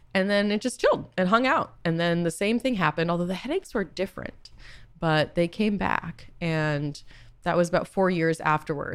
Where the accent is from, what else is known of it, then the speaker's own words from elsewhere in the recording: Boston, Massachusetts, United States; also born or lived in California; now in New York, United States; I am from Boston